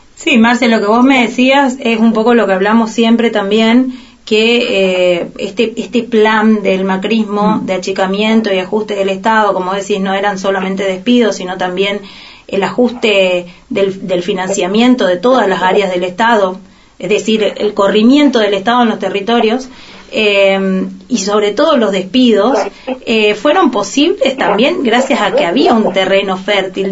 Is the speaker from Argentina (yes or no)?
yes; Argentina; de lo que hemos vivido como, como argentinos y argentinas